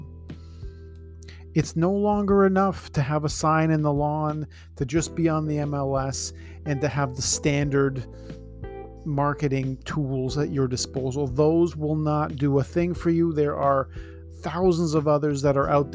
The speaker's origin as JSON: {"language": "English", "town": "Toronto", "region": "Ontario", "country": "Canada", "tie": "born or raised there", "said": "I was born in Scarborough, living in the Danforth"}